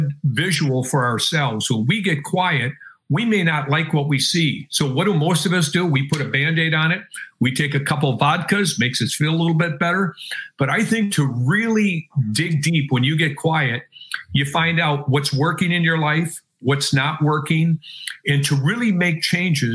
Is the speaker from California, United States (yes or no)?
no; Wisconsin, United States; I'm from Wisconsin